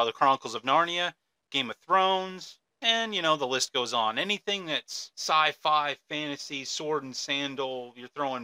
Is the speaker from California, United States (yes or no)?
no; Michigan, United States; also born or lived in Arizona; now in central Pennsylvania, United States; I was born in Michigan, but I've also planted flags in Arizona. I live here in central Pennsylvania